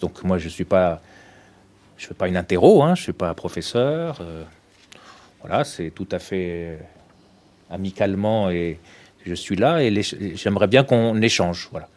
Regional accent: Tunisia; moved away; je suis né en Tunisie

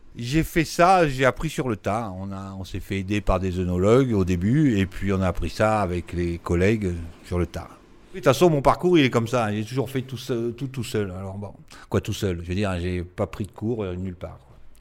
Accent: Nice, Provence-Alpes-Côte d'Azur, France; Je suis niçois

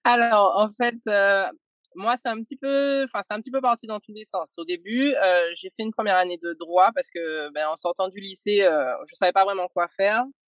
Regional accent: Martinique; moved away; martiniquaise. Euh, je suis née et j'ai grandi en Martinique.

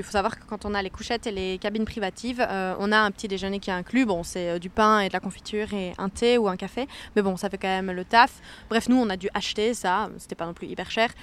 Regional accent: Liège, Wallonia, Belgium; de base, je suis liégeoise.

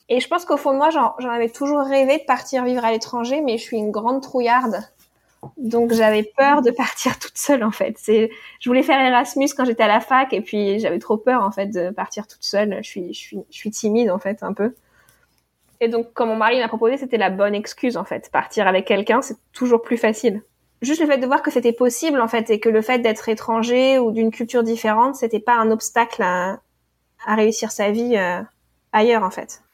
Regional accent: Normandy, France; now in United States; j'ai grandi en Normandie.

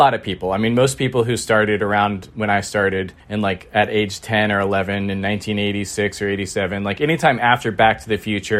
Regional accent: Bolinas, California, United States; born there; I was born in Marin County, just outside of a small kind of weird, arty beach town called Bolinas. And my parents met there in the early 70s.

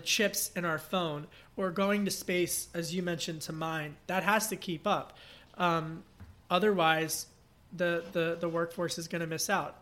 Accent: Pennsylvania, United States; my home state of Pennsylvania, Great Commonwealth.

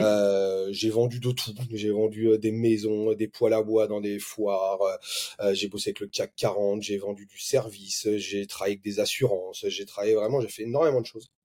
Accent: Bordeaux, Nouvelle-Aquitaine, France; now in Montpellier, France; je viens de Bordeaux

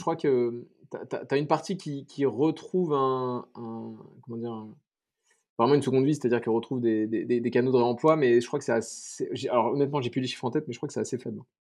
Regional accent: Paris, Île-de-France, France; moved away as an adult; now in Bordeaux, France; je suis parisien, donc euh, maintenant je vais à Bordeaux

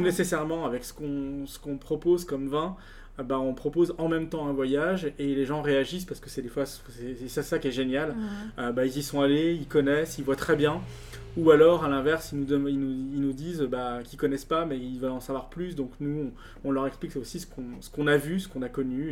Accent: Lyon, Auvergne-Rhône-Alpes, France; je suis lyonnais d'origine

